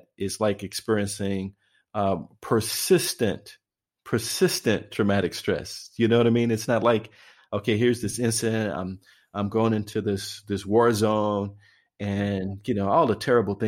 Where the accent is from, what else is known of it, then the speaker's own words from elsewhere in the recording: East St. Louis, Illinois, United States; I am from East St. Louis, Illinois